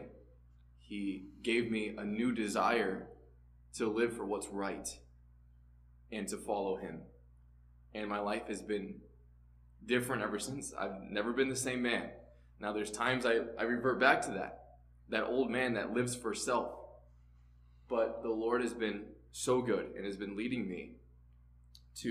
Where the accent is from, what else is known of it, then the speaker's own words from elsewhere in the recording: St. Louis, Missouri, United States; I grew up in St. Louis, Missouri